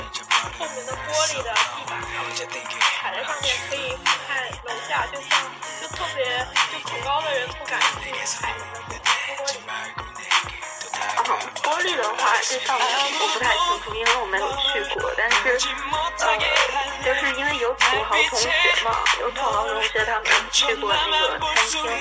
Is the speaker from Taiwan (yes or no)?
no; Dalian, Liaoning, China; now in Canada; 哦，我我是大连人，